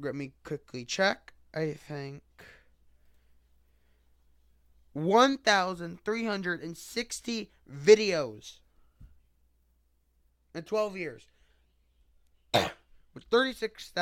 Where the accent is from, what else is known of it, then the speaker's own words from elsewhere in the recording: United States; I'm from the United States